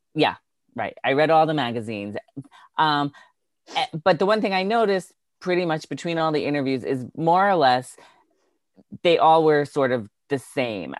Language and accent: English; Long Island, New York, United States; also born or lived in Milton, Massachusetts; grew up on Long Island